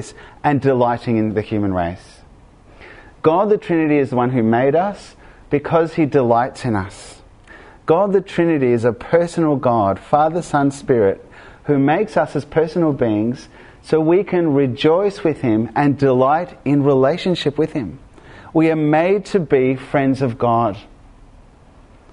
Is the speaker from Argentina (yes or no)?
yes; Argentina; moved away; I grew up in Argentina